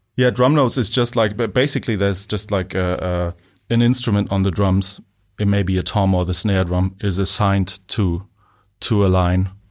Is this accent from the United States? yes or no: no; Munich, Bavaria, Germany; moved away; also born or lived in Bonn, Germany / Liverpool; Only, like, the first, like, five years of my life, and then, um, came to, uh, Munich.